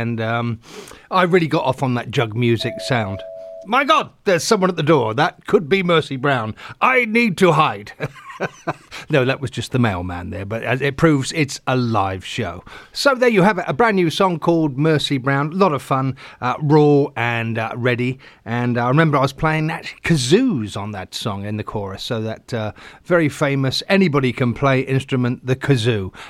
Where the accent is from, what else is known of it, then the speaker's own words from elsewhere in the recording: England, United Kingdom; moved away as an adult; now in Los Angeles, United States; when I was growing up in England.